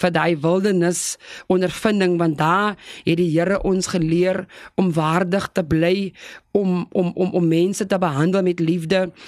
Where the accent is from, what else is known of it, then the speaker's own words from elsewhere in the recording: South Africa; ek is gebore op Flottenburg plaas. Dit is net so voor Lyndok